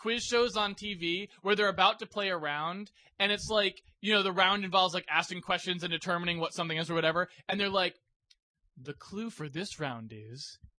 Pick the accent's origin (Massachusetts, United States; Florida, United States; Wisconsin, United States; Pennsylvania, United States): Massachusetts, United States; Boston; I'm from Boston.